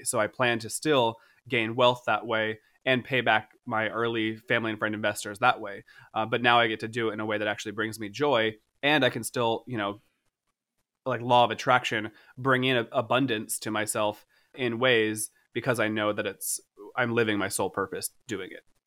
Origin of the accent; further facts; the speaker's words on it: Boca Raton, Florida, United States; I was born, I was born in Florida. I was like, I'm, like, I don't know, I was born in Boca Raton